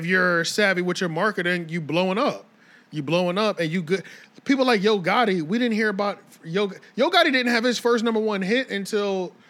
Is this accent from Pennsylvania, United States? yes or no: yes; right outside of Philly, Pennsylvania, United States; also born or lived in Maryland / Alabama (family); I'm not from Alabama. My family's from Alabama. Yeah. I was born in Maryland, raised right outside of Philly. So it's like that's more city.